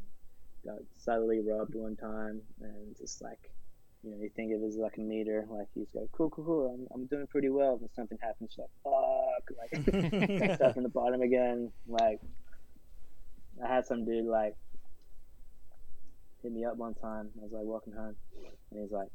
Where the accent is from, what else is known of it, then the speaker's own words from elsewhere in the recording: Australia; moved away as an adult; now in New York, United States; growing up in Australia